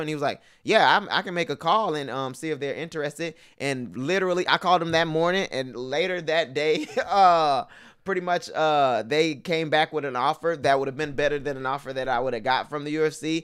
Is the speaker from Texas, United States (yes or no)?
yes; Houston, Texas, United States; moved away as an adult; also born or lived in Parsons, Kansas; I'm from Houston